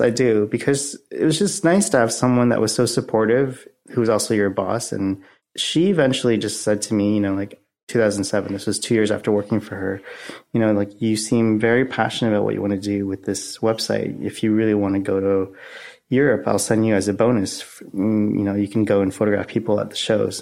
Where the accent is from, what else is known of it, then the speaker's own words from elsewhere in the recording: Oakville, Ontario, Canada; I grew up in Oakville, Ontario, which is a suburb outside of Toronto.